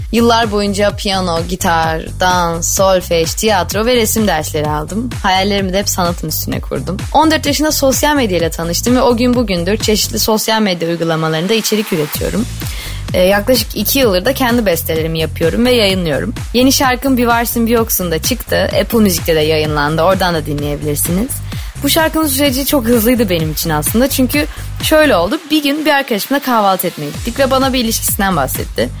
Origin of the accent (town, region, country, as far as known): Istanbul, Turkey